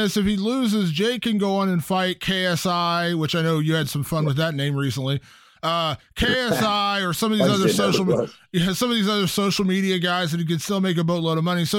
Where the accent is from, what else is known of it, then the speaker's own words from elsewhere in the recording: Ohio, United States; you and I come from a very similar background growing up in Ohio